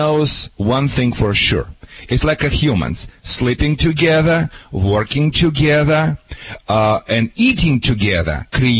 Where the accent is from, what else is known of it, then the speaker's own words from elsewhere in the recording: Michigan, United States; now in Newport Beach, United States; I'm from Michigan originally. Where Barack Obama, you know, homeland. You know, I'm right now living in Newport Beach, California.